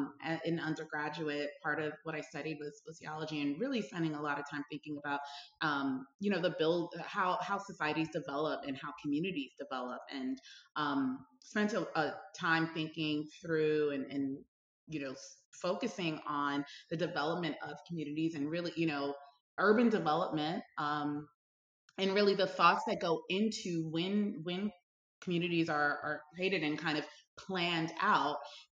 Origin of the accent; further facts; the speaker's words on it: Brooklyn, New York, United States; I grew up in Brooklyn, New York, and went to school in high school in Manhattan.